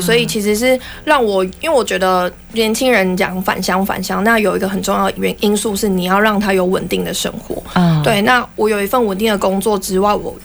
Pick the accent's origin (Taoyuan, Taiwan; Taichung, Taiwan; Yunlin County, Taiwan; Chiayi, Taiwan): Yunlin County, Taiwan; Taixi; 我明明就是在海边长大的